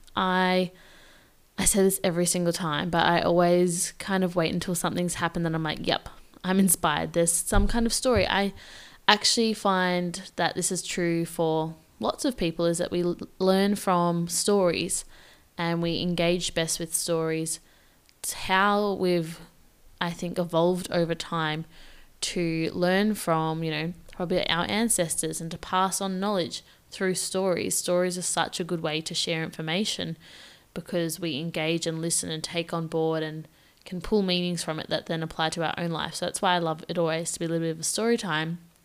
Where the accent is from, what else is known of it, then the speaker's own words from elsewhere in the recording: Victoria, Australia; moved away as an adult; now in Perth, Australia; I moved from my home state of Victoria, which is like three thousand kilometers away